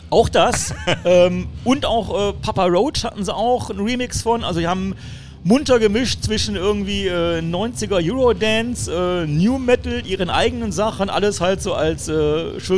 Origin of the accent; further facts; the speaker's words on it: Düsseldorf, North Rhine-Westphalia, Germany; das Düsseldorfer Mädchen ne, aus meiner Heimatstadt